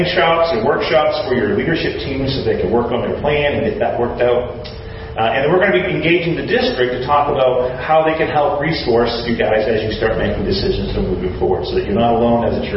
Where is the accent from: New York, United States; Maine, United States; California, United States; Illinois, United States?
Maine, United States; moved away as an adult; also born or lived in Washington, D.C.; My mom and dad live in Maine. That's where I grew up. I'm from Maine